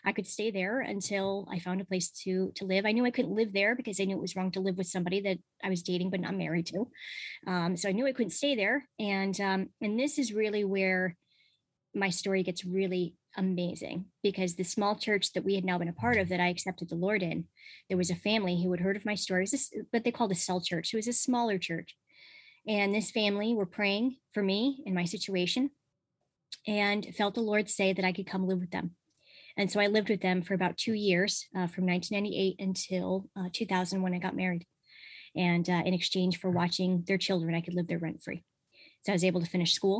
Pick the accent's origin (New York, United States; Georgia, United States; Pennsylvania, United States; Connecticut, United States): Connecticut, United States; Connecticut. So I grew up in Connecticut.